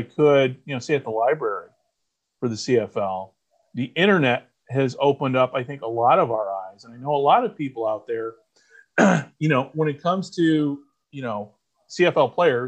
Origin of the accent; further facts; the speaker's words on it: United States; We grew up in the United States of America